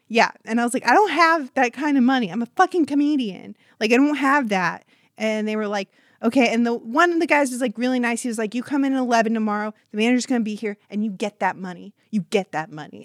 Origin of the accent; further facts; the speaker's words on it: Huntington Beach, California, United States; I'm from Huntington Beach, California